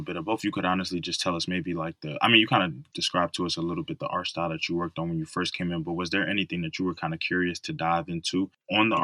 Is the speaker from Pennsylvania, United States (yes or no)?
yes; Philadelphia, Pennsylvania, United States; moved away; my hometown of Philadelphia